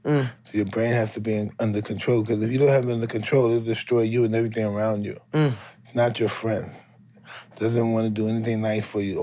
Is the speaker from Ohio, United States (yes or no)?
no; New York City, New York, United States; my old neighborhood in Brownsville.